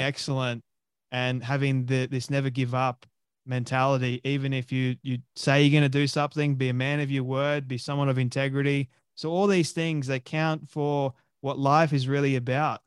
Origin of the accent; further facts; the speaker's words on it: Sydney, New South Wales, Australia; moved away as an adult; now in Sunshine Coast, Australia; I was born and raised in Sydney, Australia. The suburb of Westmead.